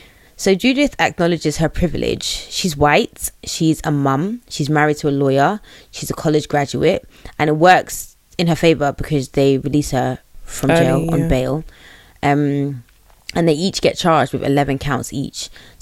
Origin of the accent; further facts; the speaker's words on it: Chicago, Illinois, United States; Bitch, like, I'm from Chicago.